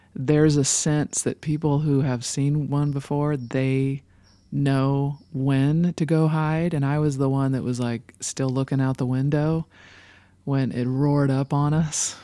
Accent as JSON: {"language": "English", "town": "Los Angeles", "region": "California", "country": "United States", "tie": "born or raised there", "also_born_or_lived": "San Fernando Valley", "moved": "as an adult", "lives_now": "Nashville, United States", "said": "my hometown of Los Angeles"}